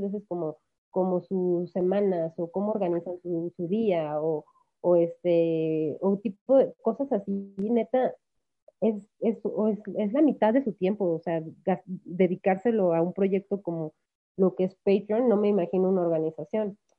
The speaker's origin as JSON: {"language": "Spanish", "country": "Mexico", "first_language": "Spanish", "said": "¿cómo voy a dejar mi país?"}